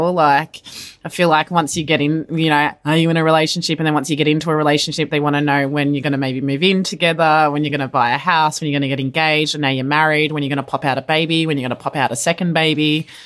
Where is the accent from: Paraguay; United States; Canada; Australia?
Australia; I'm Aussie. this is a way of life.